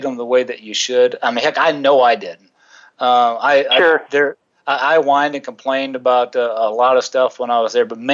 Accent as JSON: {"language": "English", "region": "South Carolina", "country": "United States", "tie": "born or raised there", "moved": "yes", "lives_now": "Wichita, United States", "said": "where I grew up in South Carolina"}